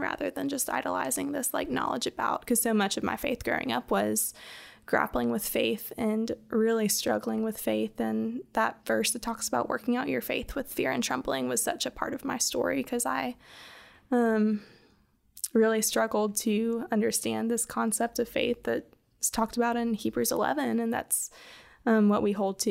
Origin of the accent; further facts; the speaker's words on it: the Carolinas, United States; moved away as an adult; now in Birmingham, United States; I'm originally from the Carolinas and moved to Birmingham, um, I guess like five or six years ago